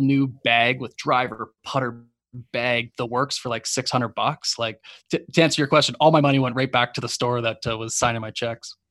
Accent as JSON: {"language": "English", "country": "Canada", "also_born_or_lived": "Los Angeles", "said": "I'm Canadian"}